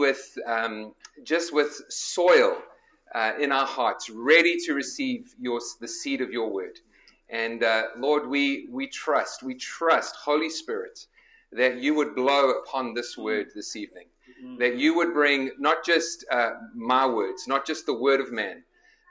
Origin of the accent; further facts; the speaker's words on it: South Africa; moved away as an adult; also born or lived in Nottingham, England; now in Chicago, United States; I was born in Nottingham and then my parents immigrated when I was a year old. So this is a little bit of a homecoming for me. But grew up in South Africa